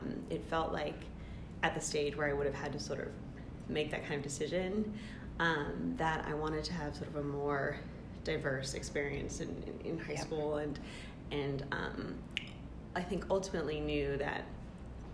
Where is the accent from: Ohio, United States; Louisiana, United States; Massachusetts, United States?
Massachusetts, United States; outside of Boston, New England; moved away as an adult; now in West Coast, United States; I'm from the East Coast originally, so I grew up in New England outside of Boston